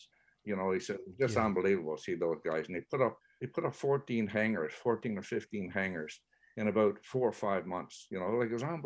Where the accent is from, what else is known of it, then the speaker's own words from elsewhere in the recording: Newfoundland and Labrador, Canada; we're settled from England, from the west coast of England, and the press in the Cornwall area, in the Dorset area in England